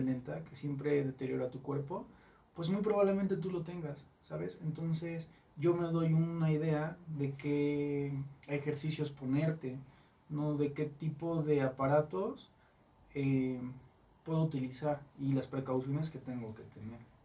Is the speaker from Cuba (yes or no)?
no; Mexico; como buen mexicano